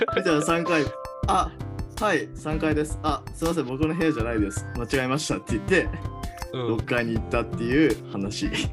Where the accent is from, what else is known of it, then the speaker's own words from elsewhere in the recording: Hiroshima, Japan; now in Tokyo, Japan; 僕あの、広島県出身なんで